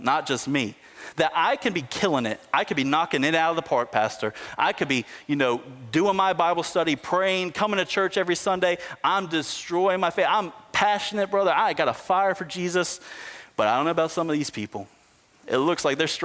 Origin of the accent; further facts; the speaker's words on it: United States; us as American Christians